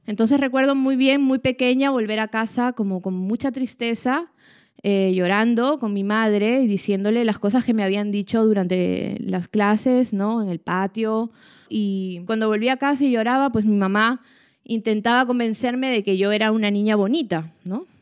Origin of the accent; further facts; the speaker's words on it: Peru; soy peruana, soy escritora